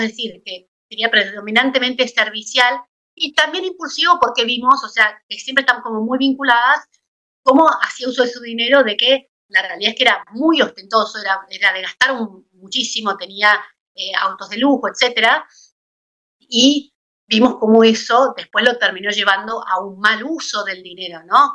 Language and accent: Spanish; Argentina; como fiel argentina